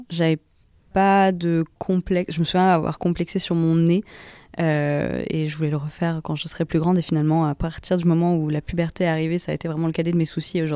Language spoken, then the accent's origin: French; Paris, Île-de-France, France; also born or lived in Singapore; alors je suis née à Paris d'une maman singapourienne et d'un papa français normand. Donc euh, j'ai grandi à Paris jusqu'à mes trois ans et ensuite, comme euh, quand mon petit frère est né, on est parti à Singapour pour quelques années.